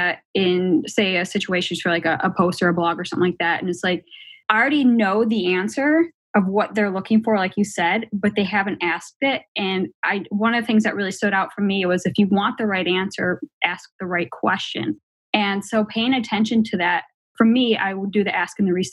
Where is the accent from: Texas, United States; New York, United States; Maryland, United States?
New York, United States; Buffalo; now in Columbus, United States; I'm from Buffalo, so I still have some of that abrasiveness. And when I moved to Columbus, Ohio